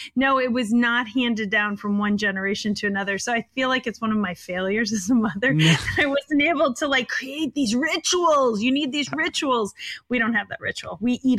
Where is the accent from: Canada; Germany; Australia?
Germany; also born or lived in Italy; Actually, both my parents were in the military, and I was lucky enough to travel around the world. So I grew up in Germany and Italy.